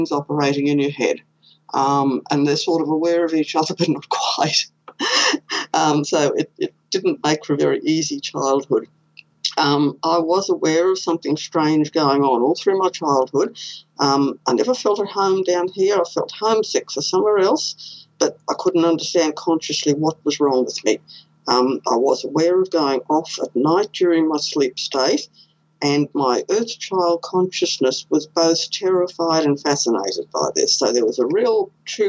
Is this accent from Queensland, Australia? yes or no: yes; Queensland, Australia; I was born here in Queensland.